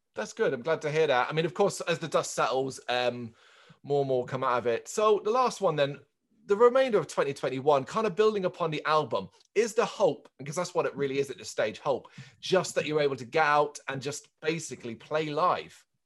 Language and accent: English; Ireland; I'm Irish